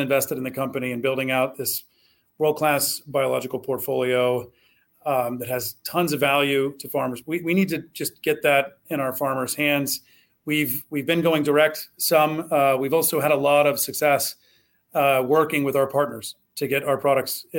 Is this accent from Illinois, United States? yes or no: no; Southwest Ohio, United States; I grew up in Southwest Ohio.